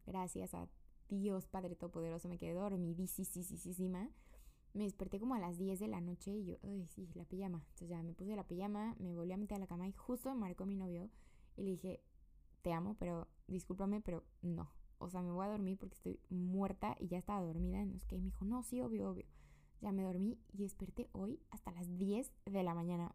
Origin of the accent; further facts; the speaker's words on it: Querétaro, Mexico; moved away as an adult; vengo de México